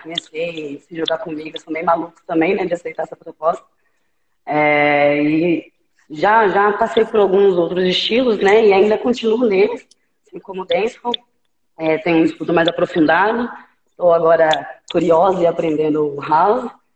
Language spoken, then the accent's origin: Portuguese; Campinas, São Paulo, Brazil; moro aqui em Campinas, nasci e criada em Campinas